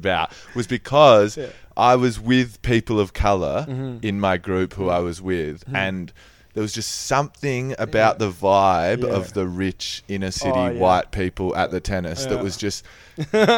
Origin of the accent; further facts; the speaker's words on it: Adelaide, South Australia, Australia; I grew up in Adelaide